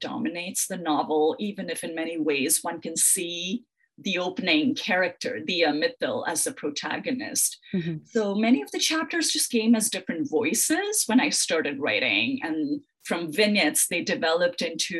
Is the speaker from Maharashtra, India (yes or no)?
yes; Mumbai, Maharashtra, India; moved away as an adult; now in United States; I grew up in Mumbai.